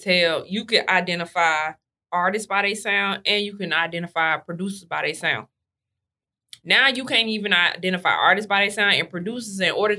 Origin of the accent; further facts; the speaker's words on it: the South, United States; being from the South, everything kind of slow and chill